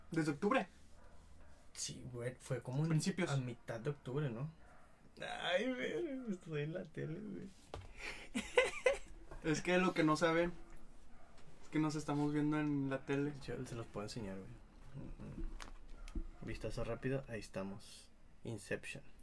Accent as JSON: {"language": "Spanish", "country": "Mexico", "said": "mexicanos, hacemos todo el mero"}